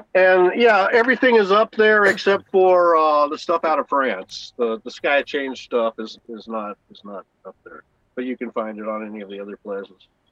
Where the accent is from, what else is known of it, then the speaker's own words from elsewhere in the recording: San Diego, California, United States; moved away; also born or lived in Los Angeles, United States; I was born in La Jolla